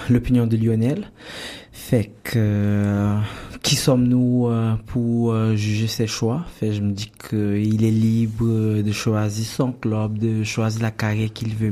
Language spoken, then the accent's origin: French; Cameroon; now in Canada; comme on dit bien chez nos au Cameroun.